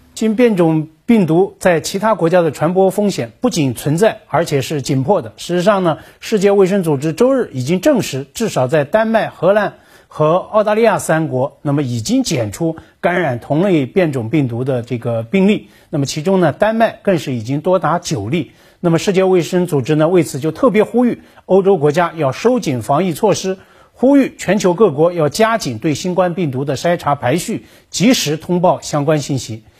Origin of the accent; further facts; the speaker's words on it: Shenzhen, Guangdong, China; 作为一个深圳人